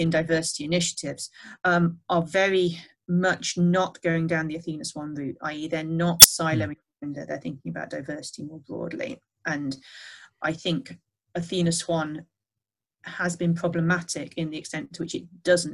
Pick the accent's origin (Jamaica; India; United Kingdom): United Kingdom; the Northwest, North West England; I grew up in the Northwest in the 1980s